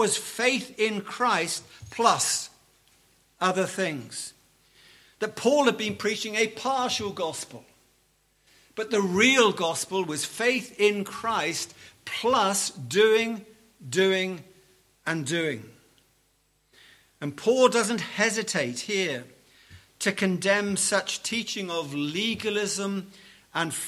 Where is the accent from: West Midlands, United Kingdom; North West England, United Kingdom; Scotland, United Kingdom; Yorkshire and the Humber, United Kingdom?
North West England, United Kingdom; Liverpool; I come from Liverpool